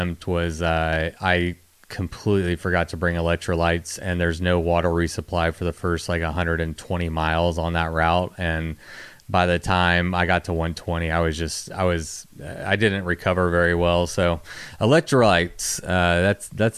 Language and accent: English; Texas, United States; I grew up in Texas and have dealt with heat my whole life